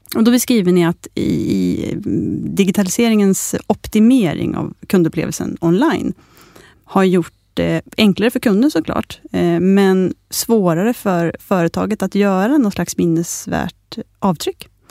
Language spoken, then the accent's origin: Swedish; Sweden